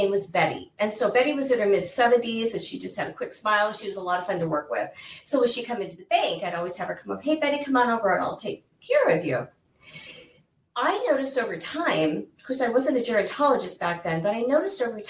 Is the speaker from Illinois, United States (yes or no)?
yes; Central Illinois, United States; moved away as an adult; now in Arizona, United States; I actually grew up in the Midwest. I grew up in Illinois, Central Illinois. And my parents were military